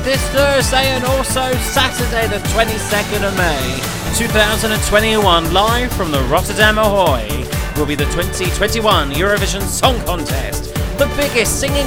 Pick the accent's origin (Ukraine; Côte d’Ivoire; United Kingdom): United Kingdom; Dorset, South West England; accent: deep Dorset, West Country; my family say that I sound a little bit more West Country. The deep Dorset accent